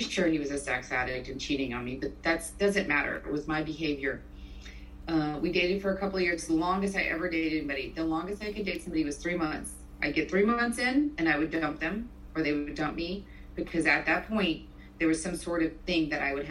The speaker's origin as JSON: {"language": "English", "region": "South Louisiana", "country": "United States", "tie": "born or raised there", "also_born_or_lived": "Mobile, Alabama / Northern Virginia / Katy, Texas", "moved": "as an adult", "said": "I grew up in South Louisiana"}